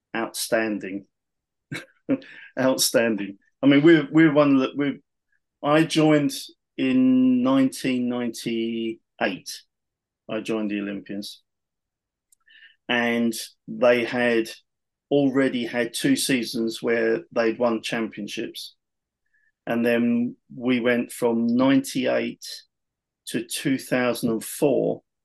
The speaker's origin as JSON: {"language": "English", "country": "United Kingdom", "said": "being British, being being the only British guy at the tryout at the time"}